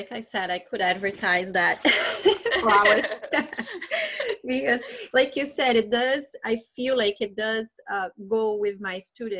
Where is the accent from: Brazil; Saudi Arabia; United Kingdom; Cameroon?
Brazil; first language Portuguese; English is a second language; moved away; And of course I learned English. I had the opportunity to study English for years back in Brazil